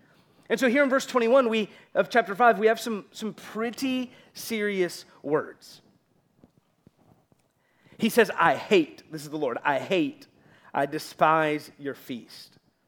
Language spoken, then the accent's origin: English; Florida, United States; accent: native Florida; I was in a Publix in Florida, not far from here